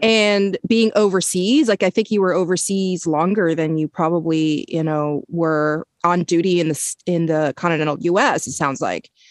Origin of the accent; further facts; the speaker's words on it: Canada; I grew up in Canada